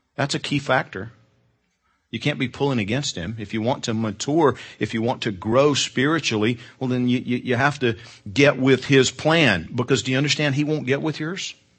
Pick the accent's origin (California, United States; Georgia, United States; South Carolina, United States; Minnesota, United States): Georgia, United States; I'm from Georgia.